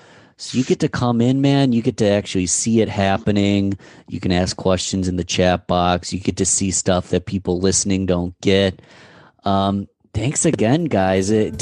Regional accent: Rochester, New York, United States; just born and raised in Rochester, saw both of you guys play when I was a teenager.

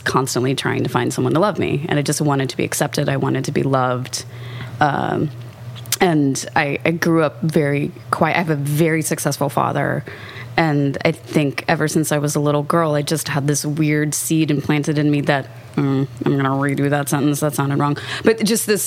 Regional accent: Kansas, United States; I grew up in Kansas

